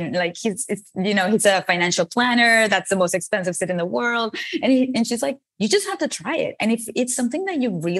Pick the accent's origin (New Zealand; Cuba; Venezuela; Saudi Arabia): Venezuela; English is a second language; moved away as an adult; now in United States; I moved from Venezuela, where I was born, to the United States to study a career in advertising